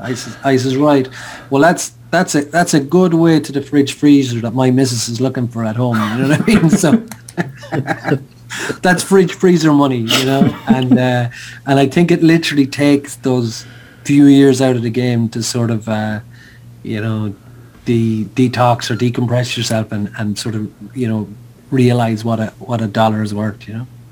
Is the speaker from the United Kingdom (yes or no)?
no; Sligo, Connacht, Ireland; I picked up the phone in Sligo, my hometown